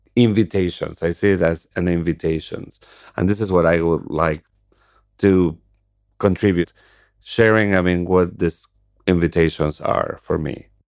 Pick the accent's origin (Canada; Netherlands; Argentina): Argentina; moved away; I'm from Argentina